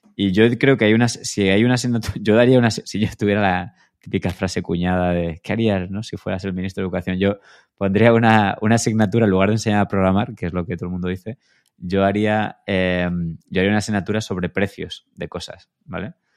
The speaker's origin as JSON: {"language": "Spanish", "town": "Granada", "region": "Andalusia", "country": "Spain", "also_born_or_lived": "Madrid", "moved": "as an adult", "said": "yo soy de Granada"}